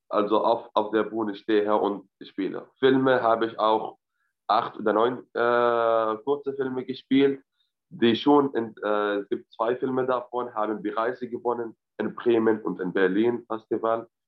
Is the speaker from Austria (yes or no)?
no; Syria; German is a second language; moved away as an adult; also born or lived in Lebanon / Jordan; now in Germany; ich komme aus Syrien, ich habe in Libanon Politikwissenschaft studiert.